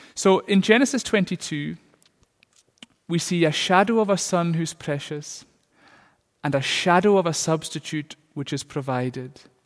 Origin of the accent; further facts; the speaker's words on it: Isle of Lewis, Scotland, United Kingdom; I'm from the Isle of Lewis, and, and there's a lot of sheep there in the Isle of Lewis. And I've seen sheep, uh, all my life